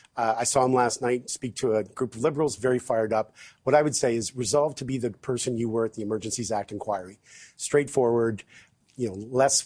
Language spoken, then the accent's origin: English; Canada; As a Canadian, you know, there's a reason why in the mandate letters for the cabinet ministers